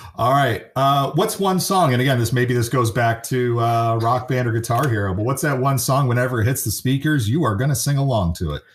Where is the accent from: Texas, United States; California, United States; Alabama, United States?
California, United States; San Francisco Bay Area; also born or lived in Kansas City, Missouri; I grew up in the San Francisco area